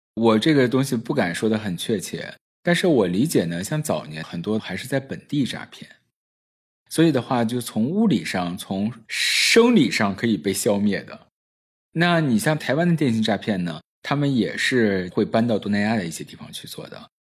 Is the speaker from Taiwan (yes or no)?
no; Northeast China, China; accent: Northeastern; 我自己本身也是东北人嘛，我就用东北口音回他